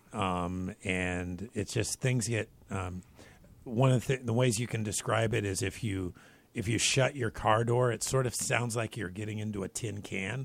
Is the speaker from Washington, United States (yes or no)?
yes; Spokane, Washington, United States; where I grew up in Spokane, Washington